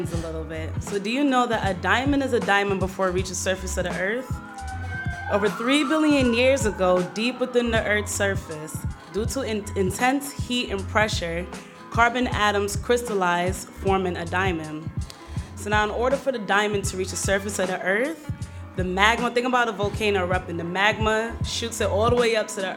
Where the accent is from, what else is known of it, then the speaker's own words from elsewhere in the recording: New York, United States; Canarsie in the house. And that is my hometown